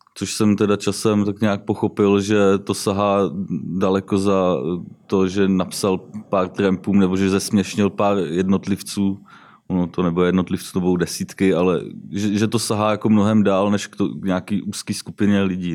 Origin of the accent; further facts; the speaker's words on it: Jihlava, Vysočina Region, Czechia; also born or lived in Třebíč; Jinak jsem z Jihlavy, jsem elektrikář